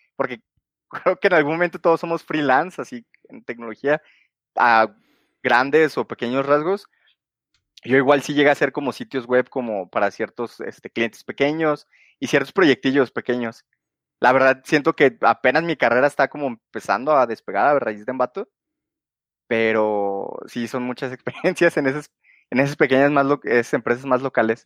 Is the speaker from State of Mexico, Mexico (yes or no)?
no; Guadalajara, Jalisco, Mexico; soy de Guadalajara y resido actualmente aquí en Guadalajara